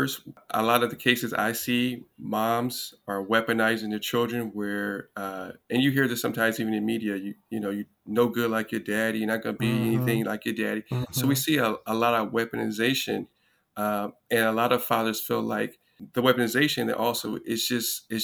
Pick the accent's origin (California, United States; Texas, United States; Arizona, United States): California, United States; Los Angeles; I grew up in Los Angeles, two-parent household.